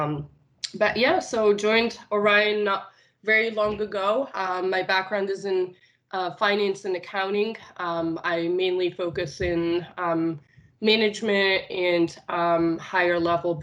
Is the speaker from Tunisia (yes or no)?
yes; Tunisia; first language Arabic; English is a second language; moved away as an adult; also born or lived in Nice, France; I am originally born and raised in Tunisia